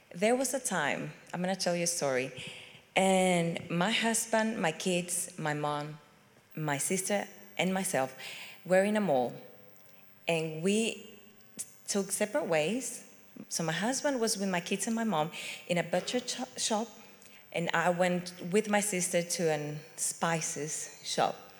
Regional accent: Venezuela; moved away as an adult; also born or lived in Chile; now in United Kingdom; I come from Venezuela

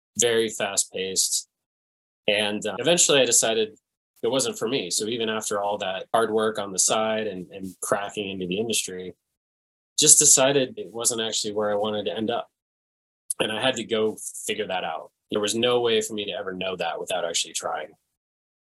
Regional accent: Castle Rock, Colorado, United States; also born or lived in Englewood, Colorado / Fort Collins, Colorado / Denver suburbs; I was born in Inglewood. I grew up in Castle Rock

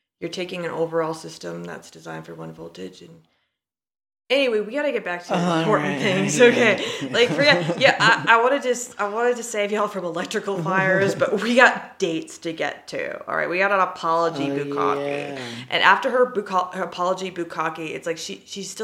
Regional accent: Gulf Coast, United States; I'm from America tropical podunk. That's what I'm going to call the Gulf Coast now.

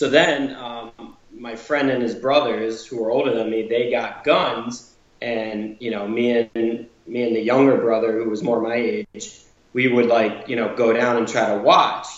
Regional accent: Milford, Connecticut, United States; accent: New England; I was born and raised in Connecticut. Milford, Connecticut is my hometown.

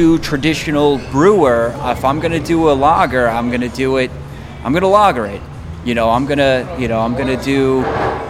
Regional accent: Long Island, New York, United States; I'm from Long Island, so I'm calling it Kvik

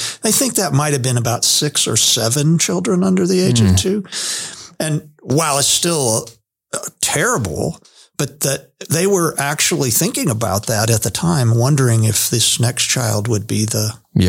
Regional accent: Hershey, Pennsylvania, United States; born there; You know, I was born in Hershey, Pennsylvania, but that doesn't have anything to do with anything.

